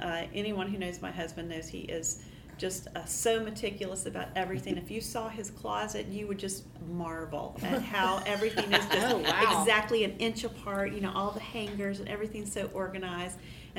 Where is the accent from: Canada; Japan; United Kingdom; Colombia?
Colombia; moved away as an adult; also born or lived in Indonesia; now in United States; I guess I've been here at Dawson for about, almost 20 years now. I grew up overseas in Colombia and Indonesia, and I came to the States to go to university.